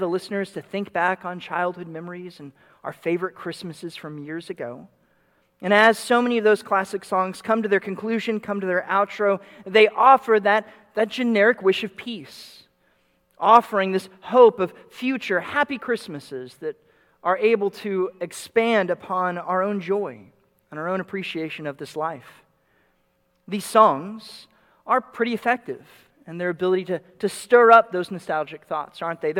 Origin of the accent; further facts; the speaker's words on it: Dallas, Texas, United States; moved away; I grew up in the Dallas suburbs